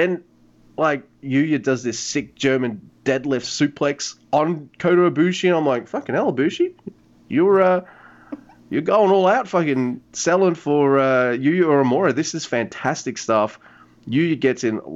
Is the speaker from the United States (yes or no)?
no; Australia; I'm Australian